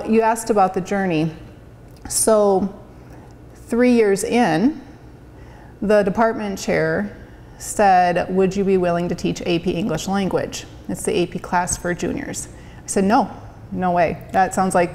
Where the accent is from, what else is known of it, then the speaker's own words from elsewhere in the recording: Lenox, United States; moved away; my hometown of Lenox